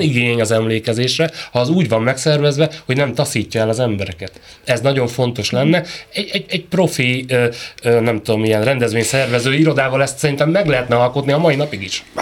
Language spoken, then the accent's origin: Hungarian; Kiskunhalas, Bács-Kiskun, Hungary; én vidéki vagyok, ö, Kiskunhalason